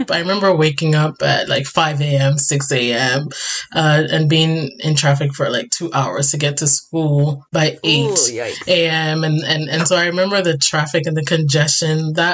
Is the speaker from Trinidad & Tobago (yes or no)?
no; Ghana; now in Canada; I went back to Ghana, had to re yeah. order my auntie versus auntie. So in my accent, there's going to be everything is in there.